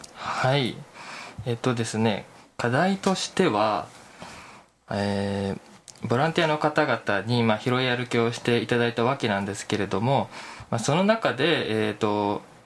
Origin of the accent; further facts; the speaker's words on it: Chiba, Japan; moved away as an adult; now in Kyoto, Japan; 千葉県出身